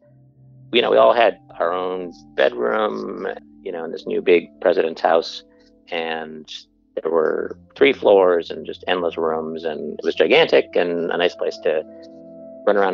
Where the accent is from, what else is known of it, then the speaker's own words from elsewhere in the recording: Buffalo, New York, United States; The first house I grew up in was in Buffalo, New York